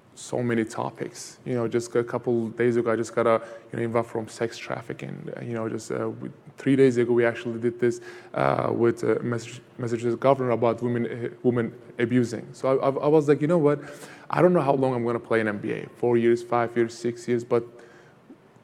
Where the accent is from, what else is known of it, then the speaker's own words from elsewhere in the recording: Van, Turkey; now in United States; where I grew up in Turkey was east side of Turkey, called Van, V-A-N